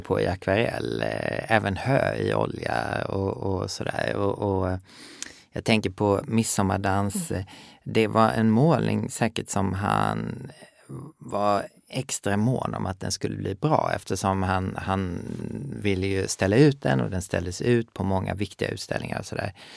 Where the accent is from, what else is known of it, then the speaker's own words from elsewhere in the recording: Sweden; moved away; also born or lived in Skåne / Gothenburg; jag är uppvuxen i Skåne och Göteborg